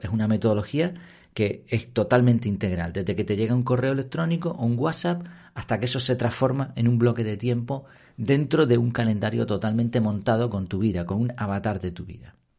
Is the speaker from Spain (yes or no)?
yes; Madrid, Community of Madrid, Spain; now in Canary Islands, Spain; Yo nací allí en Madrid